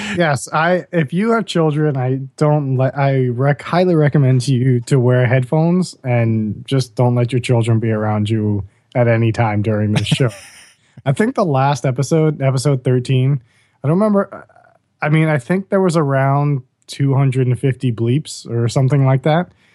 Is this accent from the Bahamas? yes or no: yes; Bahamas; growing up in the Bahamas. We went to the same high school together